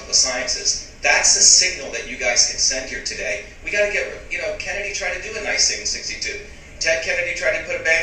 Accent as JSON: {"language": "English", "town": "Mumbai", "region": "Maharashtra", "country": "India", "tie": "born or raised there", "said": "When I grew up in Bombay, India, we had slums"}